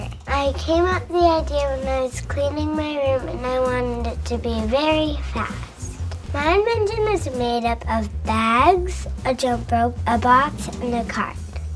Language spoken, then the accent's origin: English; Weare, New Hampshire, United States; 7 and I'm from Weir, New Hampshire.